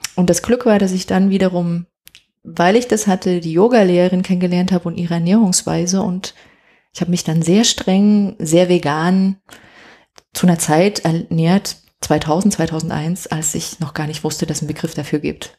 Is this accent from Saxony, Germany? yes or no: yes; Dresden, Saxony, Germany; moved away as an adult; also born or lived in Havana / Halle; ich mit, mit meinem Mann dann nach Dresden in meine Heimat gegangen wo ich ja auch lange dann nicht gelebt hatte